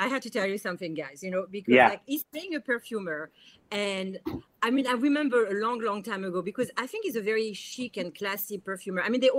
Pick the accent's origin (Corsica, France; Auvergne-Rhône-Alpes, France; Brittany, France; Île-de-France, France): Île-de-France, France; Paris; now in New York, United States; and I grew up in Paris, you know, I'm a Parisian.